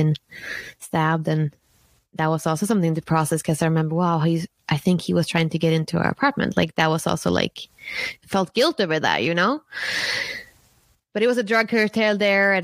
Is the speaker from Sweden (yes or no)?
yes; Sweden; moved away as an adult; also born or lived in San Francisco, United States; I'm from Sweden, born and raised in Sweden in a small town